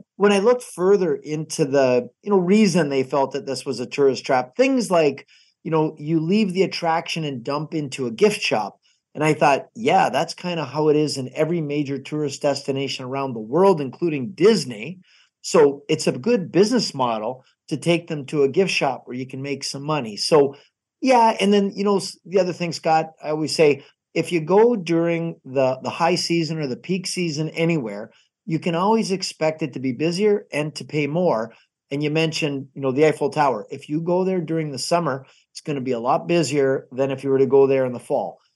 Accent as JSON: {"language": "English", "town": "Niagara Falls", "region": "Ontario", "country": "Canada", "said": "Niagara Falls"}